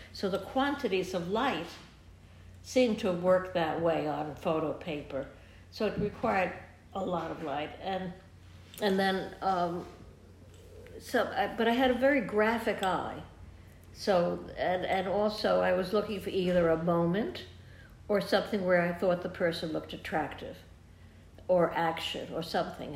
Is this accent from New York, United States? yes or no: yes; New York City, New York, United States; also born or lived in London; I grew up in New York City